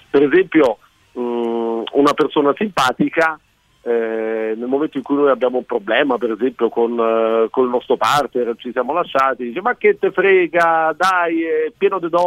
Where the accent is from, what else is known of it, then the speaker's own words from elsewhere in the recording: Germany; dico da tedesco, quindi per me ha un doppio valore questa... eh, questa, questa, giornata